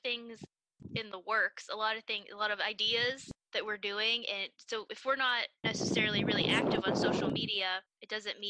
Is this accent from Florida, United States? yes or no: no; Pittsburgh, Pennsylvania, United States; we're from Pittsburgh